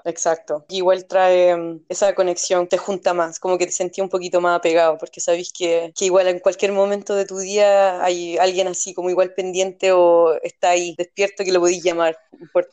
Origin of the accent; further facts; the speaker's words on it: Puente Alto, Santiago Metropolitan Region, Chile; Yo vengo de Chile, donde también vivió en lugares muy pobres